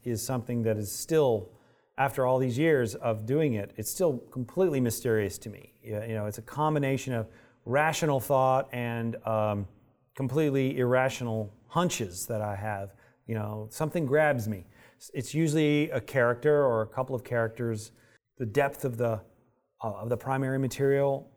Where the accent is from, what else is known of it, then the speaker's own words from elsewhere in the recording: United States; I'm an American